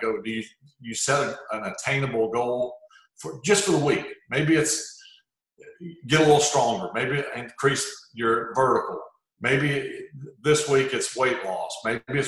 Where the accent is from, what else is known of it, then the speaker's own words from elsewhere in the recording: Hancock County, Mississippi, United States; also born or lived in Gulfport, Mississippi; I grew up probably 15 minutes to the west